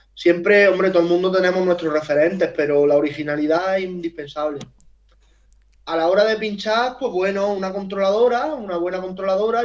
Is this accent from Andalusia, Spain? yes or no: yes; Huércal-Overa, Andalusia, Spain; also born or lived in Seville; yo soy de Huerca Lovera